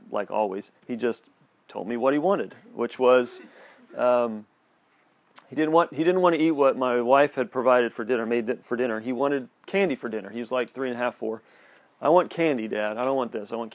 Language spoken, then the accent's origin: English; United States; us growing up here.